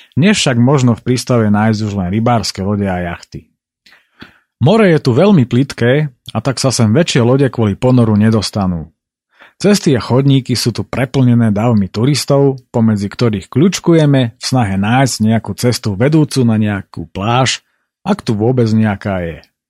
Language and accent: Slovak; Spiš, Slovakia; u nás na Spiši